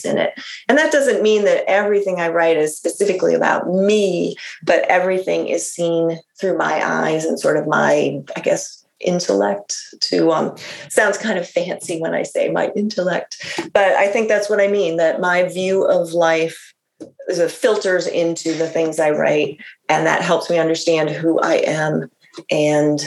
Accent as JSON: {"language": "English", "town": "Iowa City", "region": "Iowa", "country": "United States", "tie": "born or raised there", "moved": "yes", "said": "I grew up in Iowa in a college town. So, you know, a nice sort of the garden spot of Iowa, Iowa City"}